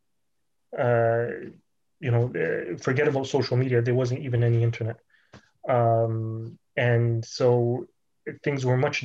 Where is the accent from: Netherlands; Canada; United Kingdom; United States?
Canada; Toronto, Ontario; I was born here in Toronto